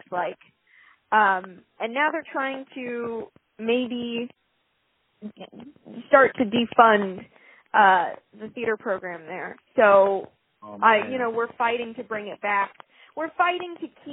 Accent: San Antonio, Texas, United States; I grew up in San Antonio, Texas

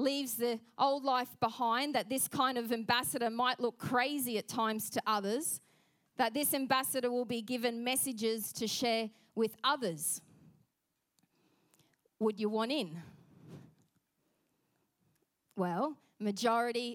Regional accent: Australia; accent: Aussie; our Aussie accent

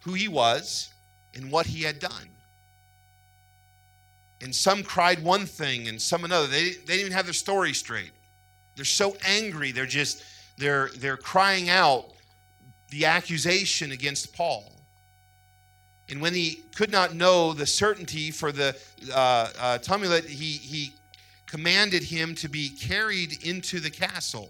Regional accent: United States; also born or lived in Ohio; we as American Christians

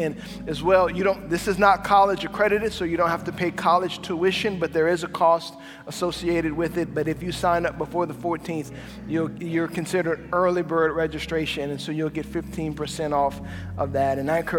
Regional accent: Cajun, Louisiana, United States; As a Cajun

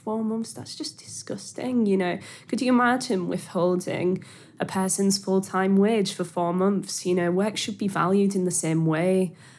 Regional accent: Hull, Yorkshire and the Humber, United Kingdom; accent: Hull; My accent's cleaved off a bit, which I'm really frustrated about. It's now this broad mess rather than, like, a specifically Hull accent.

